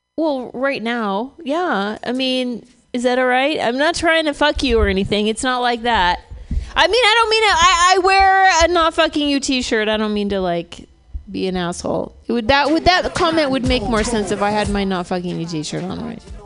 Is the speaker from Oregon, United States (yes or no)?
yes; Oregon, United States; moved away; I was born in Oregon, so I have re- Oregon relatives